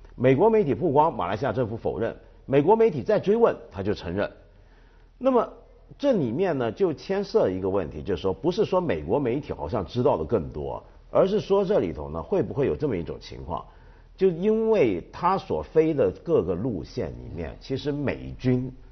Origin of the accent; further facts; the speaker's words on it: China; 我们中国人